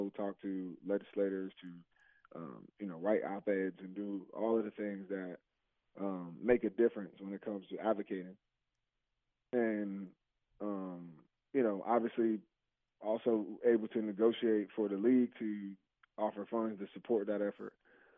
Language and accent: English; New Jersey, United States; moved away; I'm from Jersey, so it was an hour away from home